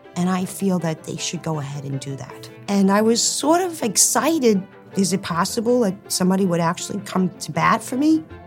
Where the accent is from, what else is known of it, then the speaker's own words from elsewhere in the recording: Hoboken, New Jersey, United States; when I was growing up in Hoboken, the athletics for girls was basically non existent